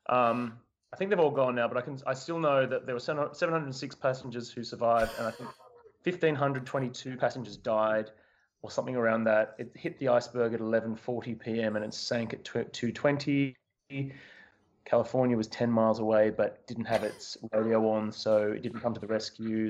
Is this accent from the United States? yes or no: no; Australia; moved away as an adult; also born or lived in London; I came back to Australia to, actually to do Come From Away, but before that, I'd been living in London for about five years